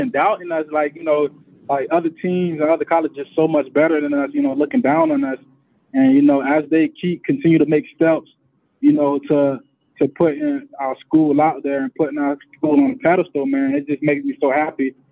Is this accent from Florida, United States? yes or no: yes; Delray Beach, Florida, United States; I'm from Delray Beach